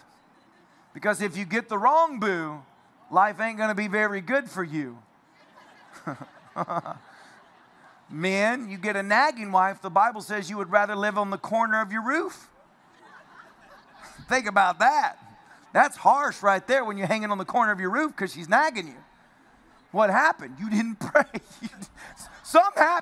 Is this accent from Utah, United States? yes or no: no; Tennessee, United States; I'm from Tennessee